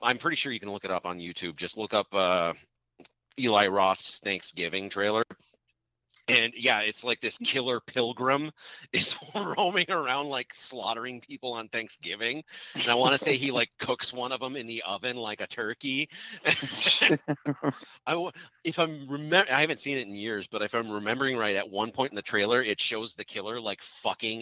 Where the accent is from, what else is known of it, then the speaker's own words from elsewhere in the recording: United States; I'm an American